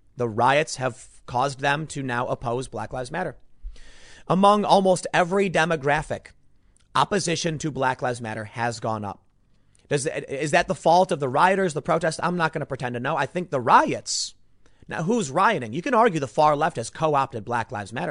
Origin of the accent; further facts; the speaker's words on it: Chicago, Illinois, United States; I'm from Chicago